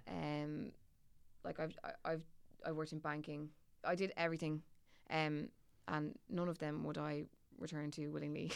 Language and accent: English; Dublin, Leinster, Ireland; accent: Dublin; my Dublin accent gets significantly thicker when I go away